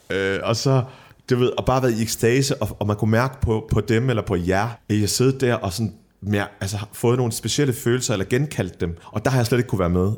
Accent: Middelfart, Southern Denmark, Denmark; now in Copenhagen, Denmark; Middelfart, hvor jeg voksede op på Fyn

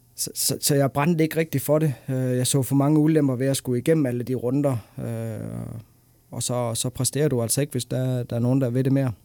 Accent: Denmark; nu er jeg dansker, og jeg er flyttet hjem til Danmark igen

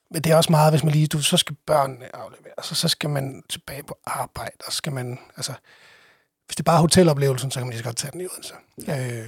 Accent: Italy; now in Denmark; Ja, det har jo givet lidt debat, at jeg har fået sagt, at jeg øh, stammer fra Italien.

